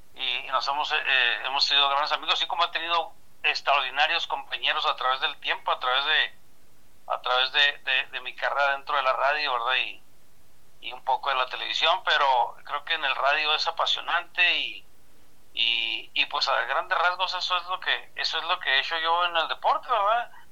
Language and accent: Spanish; San Francisco del Oro, Chihuahua, Mexico; now in Ciudad Juárez, Mexico; yo soy originario de San Francisco de Oro, Chihuahua